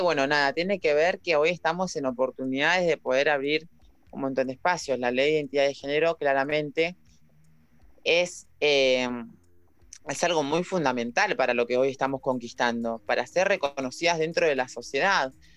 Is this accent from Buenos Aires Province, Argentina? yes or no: yes; La Plata, Buenos Aires Province, Argentina; yo soy de La Plata